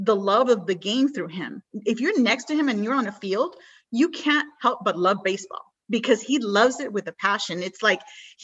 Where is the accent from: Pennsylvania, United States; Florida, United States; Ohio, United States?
Florida, United States; Miami; also born or lived in Cuba; I was born in Miami, my parents were from Cuba